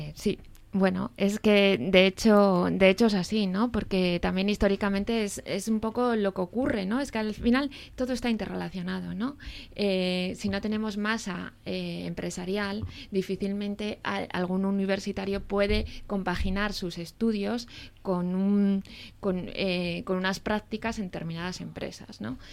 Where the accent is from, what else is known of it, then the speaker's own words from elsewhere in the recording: Asturias, Spain; moved away as an adult; also born or lived in Catalonia; me fui fuera de Asturias. Estuve 17 años fuera.